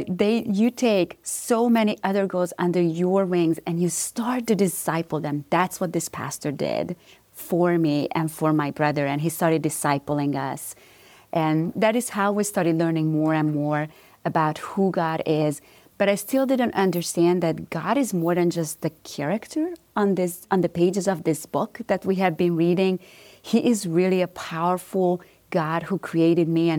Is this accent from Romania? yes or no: yes; Romania; moved away; Yes, so I am originally from Romania. So this is not a southern accent that everybody's hearing here. but growing up in Romania